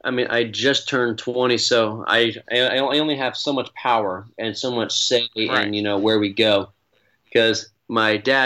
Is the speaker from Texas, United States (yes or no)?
yes; Spring, Texas, United States; I born and raised in the Houston area, just north of Houston, in a town called Spring, right near the Woodlands.